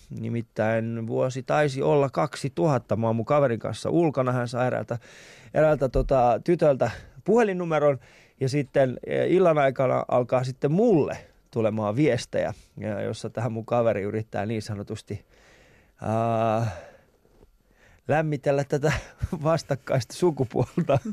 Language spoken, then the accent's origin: Finnish; Vantaa, Uusimaa, Finland; mä oon Vantaalta